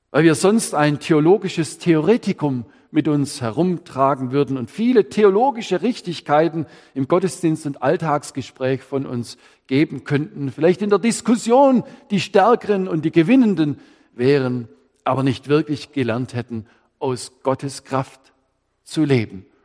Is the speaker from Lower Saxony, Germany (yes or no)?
no; Baden-Württemberg, Germany; Ich Könnte sagen, als Schwabe, der hat auch noch nichts Schäs erlebt oder Kett im Leben.